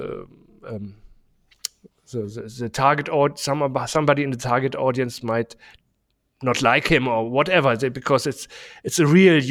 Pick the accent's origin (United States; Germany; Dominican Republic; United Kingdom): Germany; English is a second language; we say it in German